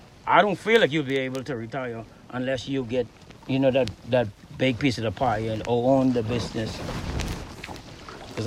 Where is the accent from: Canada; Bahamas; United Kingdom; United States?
Bahamas; McLean's Town, East Grand Bahama; In McLeanstown.